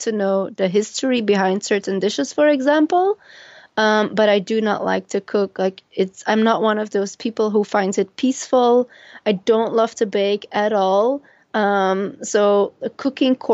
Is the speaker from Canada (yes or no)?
no; Flanders, Belgium; first language Dutch; English is a second language; moved away as an adult; I am originally from Belgium